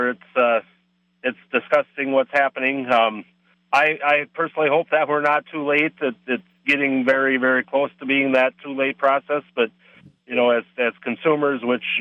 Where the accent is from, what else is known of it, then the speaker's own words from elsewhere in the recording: Wisconsin, United States; in Wisconsin, and I've been sick to my stomach every year since I've left the farm, watching what Wisconsin is doing to farmers.